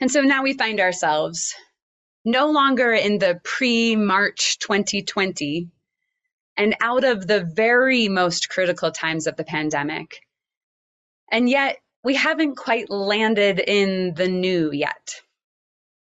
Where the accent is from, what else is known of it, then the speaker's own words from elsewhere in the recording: Oklahoma, United States; I grew up in Oklahoma, and I attended an elementary school with a large open space with lots of huge cottonwood trees